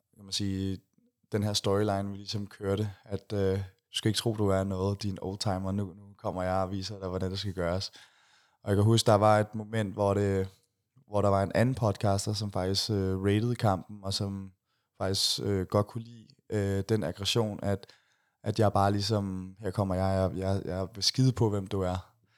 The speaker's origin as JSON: {"language": "Danish", "country": "Denmark", "said": "jeg var fra Danmark"}